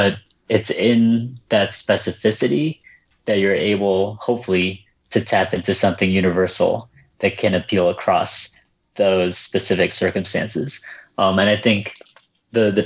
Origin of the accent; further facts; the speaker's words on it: Connecticut, United States; first language Vietnamese; English is a second language; the skinny Vietnamese American version of me growing up in Connecticut